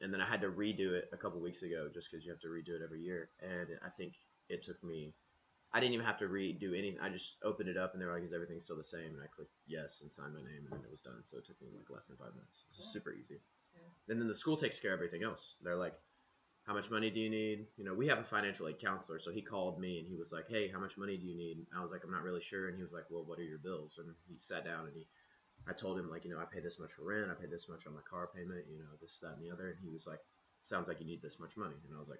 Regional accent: Crossville, Tennessee, United States; Crossville. It's like an hour away.

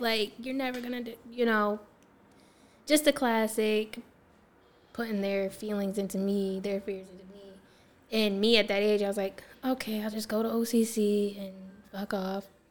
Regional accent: Syracuse, New York, United States; I'm from here, Syracuse, New York

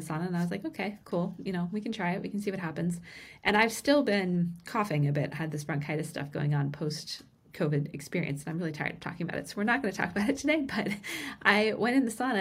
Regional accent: Vermont, United States; moved away; today I am joining you from Vermont, where I grew up

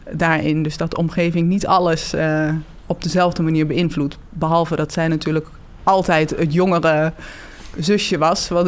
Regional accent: Twente, Overijssel, Netherlands; daar kom ik ook weg.

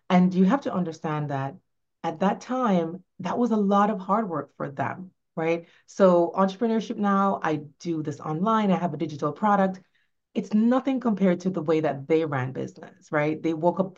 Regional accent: Jamaica; also born or lived in New York; now in Florida, United States; I grew up in Jamaica, in rural Jamaica

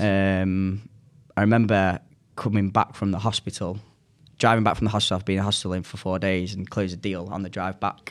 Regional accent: Manchester, North West England, United Kingdom; accent: northern; also born or lived in United States; I'm from Manchester

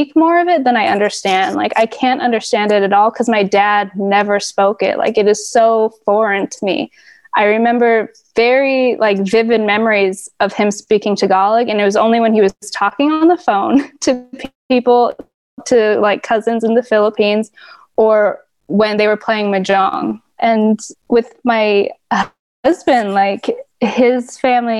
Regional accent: California, United States; born or raised there; now in Los Angeles, United States

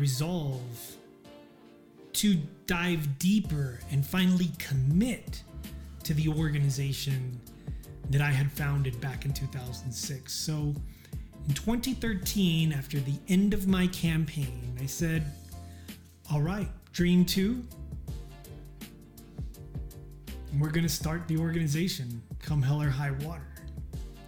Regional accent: El Paso, Texas, United States; my hometown of El Paso

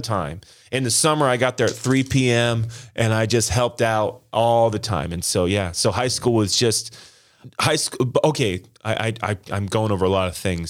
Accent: Las Vegas, Nevada, United States; now in Green Bay, United States; I was born and raised in Las Vegas

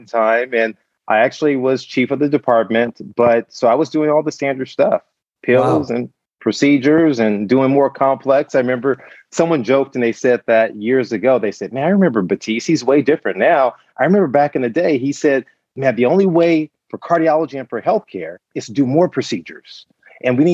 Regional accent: Compton, California, United States; I was born and raised in Compton, California

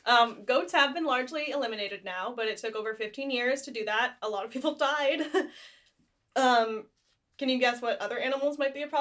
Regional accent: United States; Like, my family's been in the Americas less than 5 generations. And I'm very American.

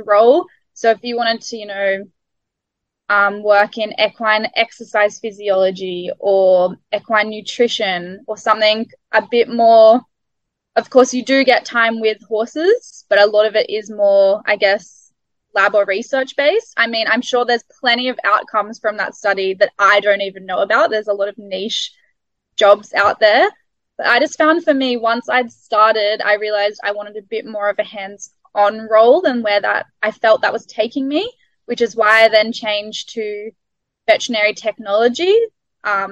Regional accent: Australia; first language English; moved away as an adult; now in New Zealand; the English style that I'd grown up with in Australia

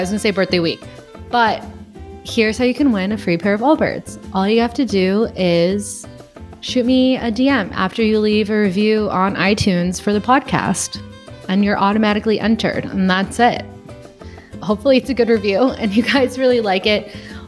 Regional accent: Gardena, California, United States; born there; I was born in Gardena. Yeah, I was born in Gardena, California. So like my family is in LA.

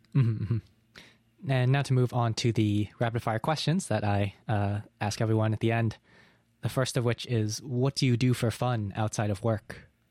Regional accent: New England, United States; moved away; I'm currently in my hometown, which is in New England in America, and it's like, there were on, there's only two thousand people here.

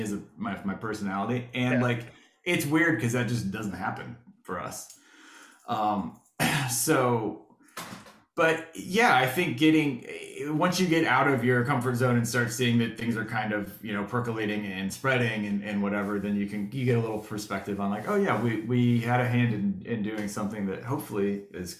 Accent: Florida, United States; growing up in Florida, we didn't have like we didn't have the Marlins, or because I've lived here since

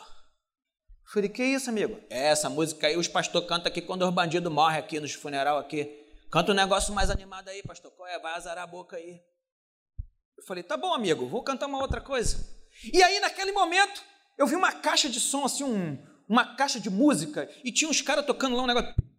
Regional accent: Duque de Caxias, Rio de Janeiro, Brazil; Em 1976, eu nasci numa comunidade chamada Mangueirinha, uma comunidade pobre do município de Caxias. Um lugar aonde eu cresci no meio da bandidagem

